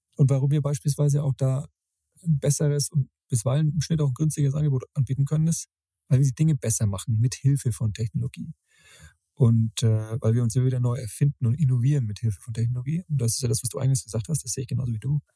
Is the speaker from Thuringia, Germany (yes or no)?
no; Middle Franconia, Bavaria, Germany; Andrea und ich aus Mittelfranken.